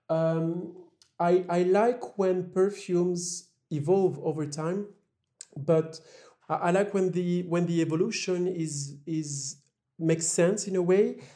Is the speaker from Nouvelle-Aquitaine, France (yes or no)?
yes; La Roche-Posay, Nouvelle-Aquitaine, France; moved away; also born or lived in Paris; I was born in Paris, but I grew up in a very small city called La Roche-Posay